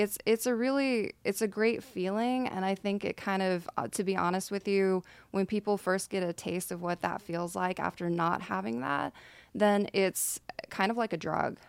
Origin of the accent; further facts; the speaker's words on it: Nacogdoches, Texas, United States; moved away as an adult; now in Dallas, United States; I'm from East Texas